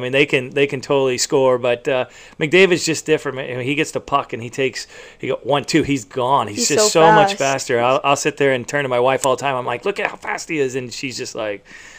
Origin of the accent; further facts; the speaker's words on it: San Antonio, Texas, United States; moved away; I was born and raised in San Antonio, Texas.